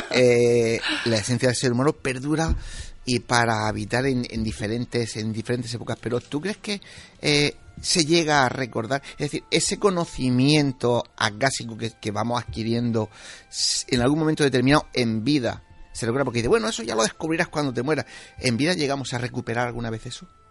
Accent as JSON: {"language": "Spanish", "region": "Region of Murcia", "country": "Spain", "said": "yo soy murciano"}